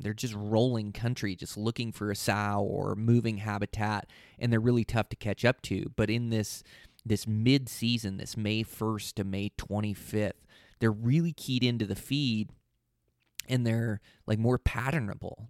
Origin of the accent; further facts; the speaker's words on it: Pacific Northwest, United States; I come from the Pacific Northwest is where I was born and raised.